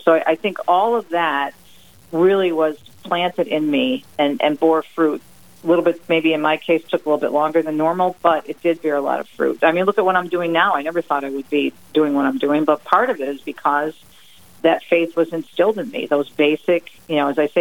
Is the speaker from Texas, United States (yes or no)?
no; Michigan, United States; also born or lived in New Jersey / Jersey City; coming from their home state of New Jersey, where I was born there, I was raised in Michigan